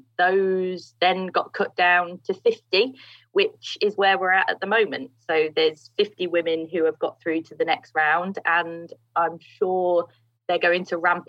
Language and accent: English; East Midlands, United Kingdom; the International Kart Circuit, that's based in Grantham in Lincolnshire. Mm. So, yeah, not too far from my hometown, actually.